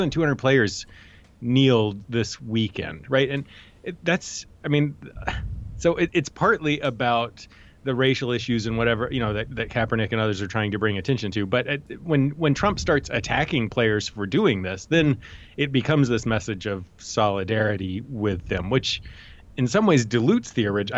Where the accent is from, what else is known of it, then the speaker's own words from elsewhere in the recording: Texas, United States; I, am a Texan